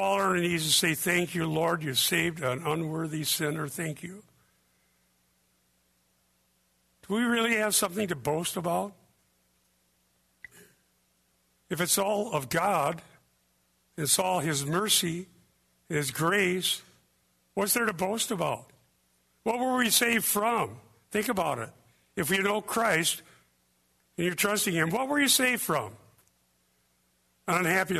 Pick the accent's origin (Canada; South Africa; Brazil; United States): United States; Iowa; I was born in Iowa